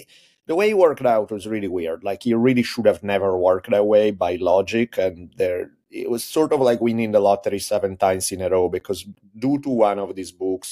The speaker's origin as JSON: {"language": "English", "country": "Italy", "tie": "born or raised there", "moved": "as an adult", "lives_now": "United States", "said": "I grew up in Italy. I moved to US when I was 18 to go to college out here."}